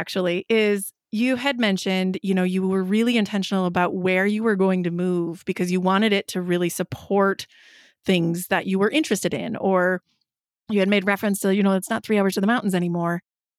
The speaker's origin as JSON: {"language": "English", "region": "Wisconsin", "country": "United States", "said": "I am a Midwesterner, a fellow Wisconsinite."}